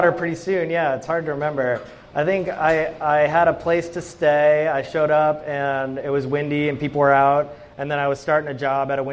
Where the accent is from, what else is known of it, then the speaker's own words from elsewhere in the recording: Massachusetts, United States; moved away as an adult; now in Hood River, United States; I grew up in Massachusetts